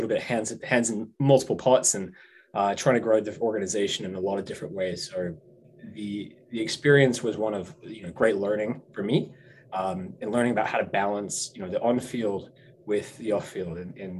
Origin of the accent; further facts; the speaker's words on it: Hong Kong; now in New England, United States; I grew up in Hong Kong, so that's home for me. I've been in New England now for six, seven years now. So it's this is home base.